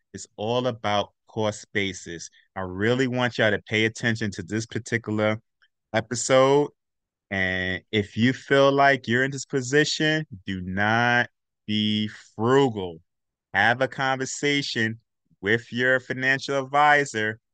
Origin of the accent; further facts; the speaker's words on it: New York City, New York, United States; I'm from Brooklyn, Brooklyn